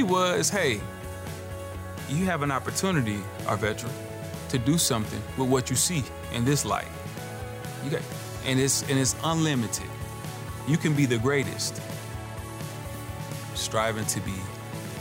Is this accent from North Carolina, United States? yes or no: yes; Aberdeen, North Carolina, United States; I grew up in Aberdeen, North Carolina, which today still is a very racially charged place to grow up as a black man